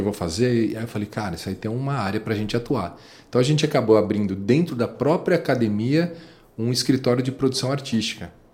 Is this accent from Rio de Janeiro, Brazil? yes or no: no; São Paulo, Brazil; a gente é de São Paulo, periferia de São Paulo, Pirituba. É, nós nascemos